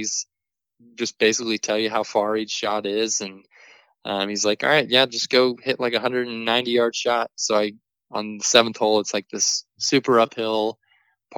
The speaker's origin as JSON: {"language": "English", "town": "San Antonio", "region": "Texas", "country": "United States", "said": "I'm sitting from San Antonio, Texas"}